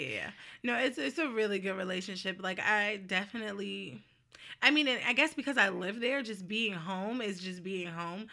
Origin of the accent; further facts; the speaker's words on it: New Jersey, United States; moved away; I am from New Jersey